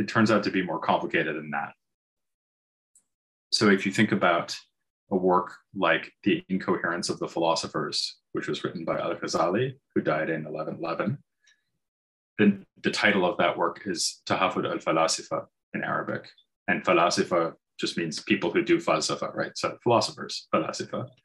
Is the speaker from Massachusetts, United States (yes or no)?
yes; near Boston, Massachusetts, United States; moved away as an adult; also born or lived in London, United Kingdom; now in Munich, Germany; I'm from the eastern United States. I grew up near Boston, and I have lived in Europe for the last 22 years.